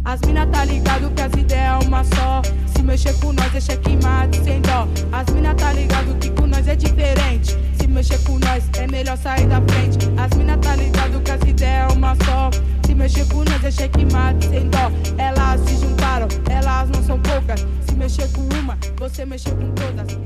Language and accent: Portuguese; São Paulo, Brazil; tenho 20 anos de idade, sou da Zona Norte de São Paulo